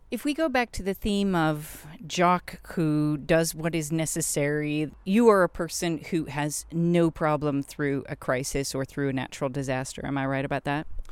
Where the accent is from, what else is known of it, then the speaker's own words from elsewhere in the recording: United States; as an American